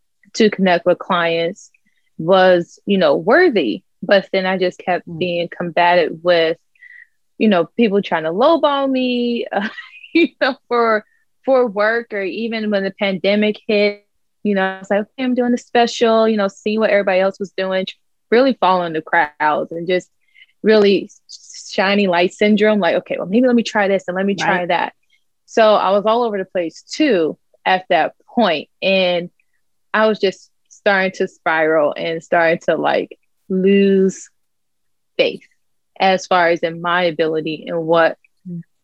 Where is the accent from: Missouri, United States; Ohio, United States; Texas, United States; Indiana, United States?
Ohio, United States; Dayton; now in West Palm Beach, United States; I'm in West Palm Beach, Florida. I'm originally from Dayton, Ohio. So Midwest girl, now living in sunny SoFlo, South Florida.